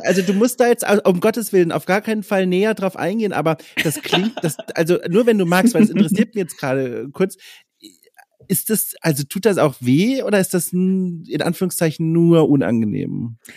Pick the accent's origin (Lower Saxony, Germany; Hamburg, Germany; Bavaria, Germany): Bavaria, Germany; Franconia; moved away; Ich komme nicht aus Schwaben, sondern aus okay. Franken